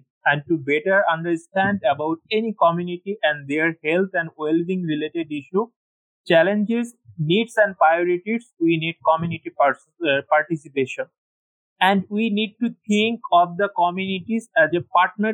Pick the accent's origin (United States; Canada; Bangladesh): Bangladesh; I'm from Bangladesh